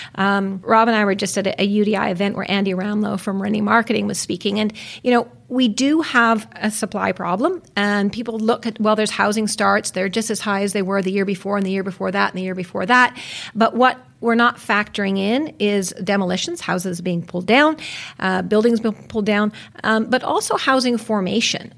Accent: West Vancouver, British Columbia, Canada; I was born in Vancouver. I was actually raised on the North Shore in West Vancouver

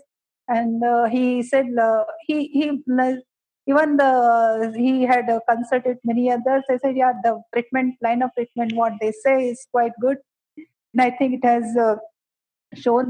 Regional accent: Gujarat, India; also born or lived in Karnataka / Mumbai; now in Bangalore, India; I belong to Karnataka, basically, because I was brought up in Gujarat

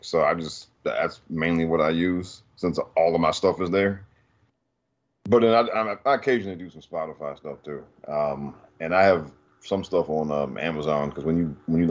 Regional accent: New York, United States; now in Maryland, United States; I'm originally from New York, but I live in Maryland

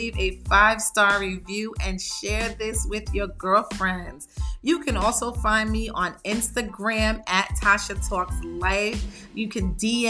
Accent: New York, United States; I'm from New York

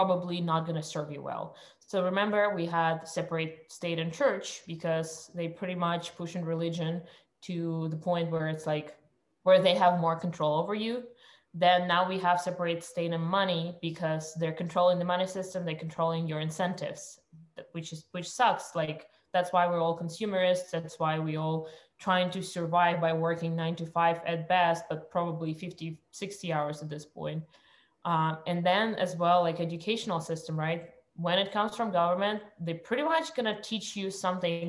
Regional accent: Russia; moved away; I was born in Russia

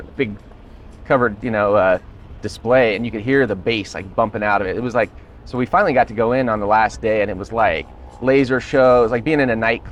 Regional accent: Colorado, United States; I grew up in Colorado.

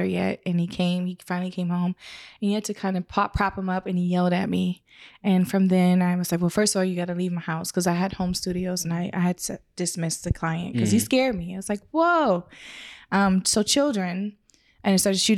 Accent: Canada; moved away; I'm Canadian. I'm from Canada

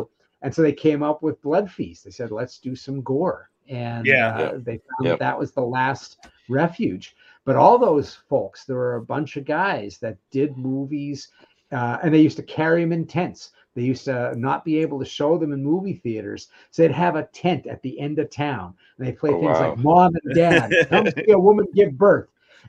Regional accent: Philadelphia, Pennsylvania, United States; now in Bay Area, United States; So I'm out in the Bay Area now, but I grew up outside of Philly.

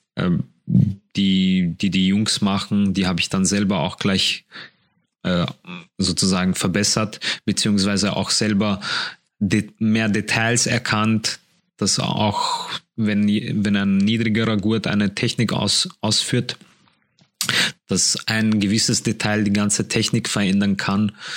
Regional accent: Poland; now in Vienna, Austria; ich komme aus Polen

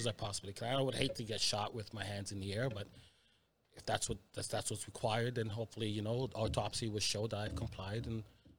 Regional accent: Montreal, Quebec, Canada; moved away as an adult; now in British Columbia, Canada; growing up in Montreal, being a black person in Montreal

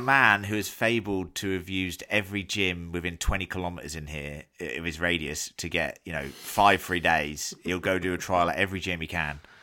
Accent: England, United Kingdom; as an Englishman who gets semi-decent Guinness in England

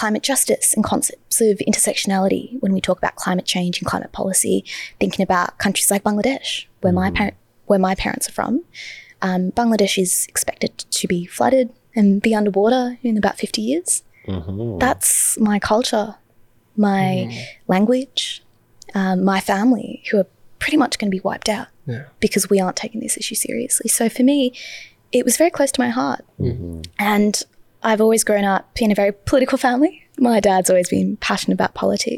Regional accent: Hoppers Crossing, Victoria, Australia; first language English; also born or lived in Brunswick, Melbourne / Balwyn, Melbourne / Box Hill, Melbourne; I grew up in Hoppers Crossing

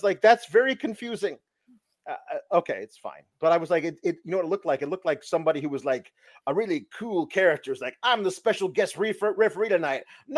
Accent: Winnipeg, Manitoba, Canada; And also, we're both from Winnipeg, where the Jets play.

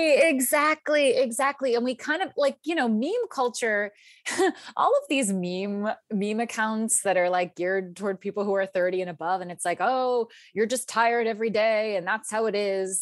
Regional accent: outside of Philadelphia, Pennsylvania, United States; moved away as an adult; also born or lived in New York; I grew up outside of Philadelphia

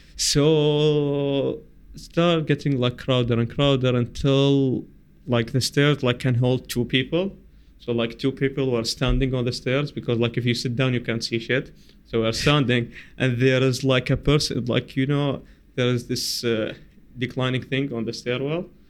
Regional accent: Basra, Basra Governorate, Iraq; I am from Basra

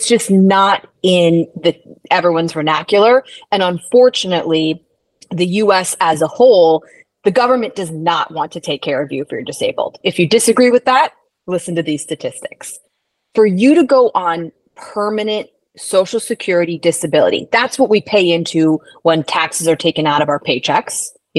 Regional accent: Midwest, United States; I might lapse back into that New York, even though I'm from the Midwest originally.

